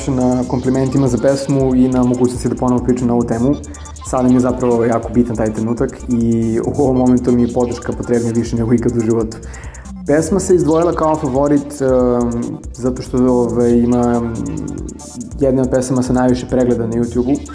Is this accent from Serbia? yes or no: yes; Vranje, Pčinja District, Serbia; moj rodni grad Vranje